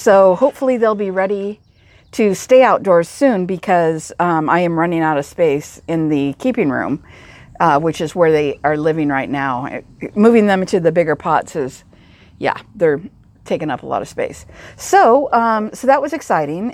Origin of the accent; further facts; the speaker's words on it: Pacific Northwest, United States; I'm from the Pacific Northwest